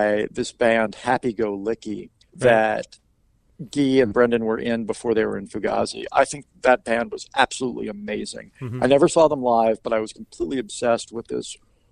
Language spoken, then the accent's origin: English; Washington, United States; also born or lived in Virginia; now in Northern Virginia, United States; I am from the Washington area. I went to school in Virginia. I moved back to Northern Virginia after I graduated